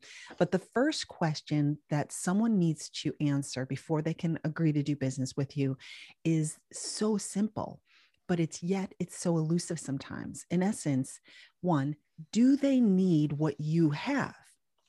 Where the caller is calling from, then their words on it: Raleigh, North Carolina, United States; I'm coming from Raleigh, North Carolina. And it is a beautiful time of year here.